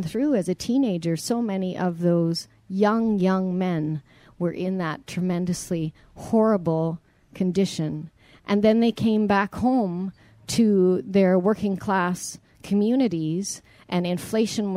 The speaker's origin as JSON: {"language": "English", "country": "Canada", "tie": "born or raised there", "also_born_or_lived": "Ontario / Alberta", "said": "growing up in Canada"}